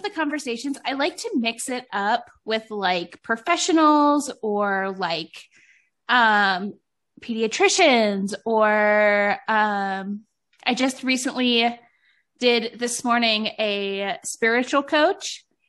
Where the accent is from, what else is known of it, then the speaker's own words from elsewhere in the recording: Cleveland, Ohio, United States; now in Michigan, United States; I feel like I'm originally from Cleveland